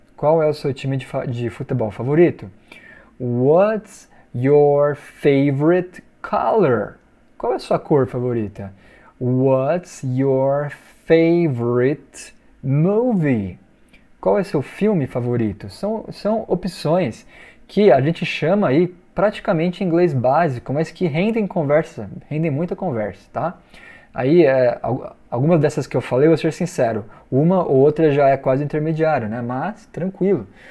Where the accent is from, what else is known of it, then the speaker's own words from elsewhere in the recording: Brazil; eu sou brasileiro